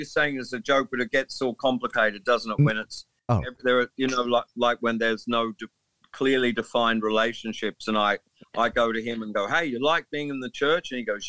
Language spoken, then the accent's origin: English; England, United Kingdom; Please note that I'm an Englishman, so I find amusement in speaking like this.